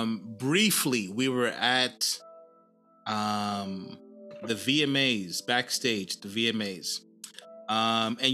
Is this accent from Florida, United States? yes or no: no; New York City, New York, United States; now in Sydney, Australia; I'm from New York, man. I'm from Harlem